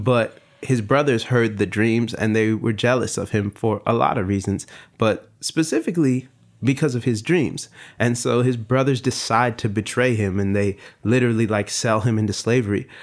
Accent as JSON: {"language": "English", "town": "Long Beach", "region": "California", "country": "United States", "said": "I'm from Long Beach"}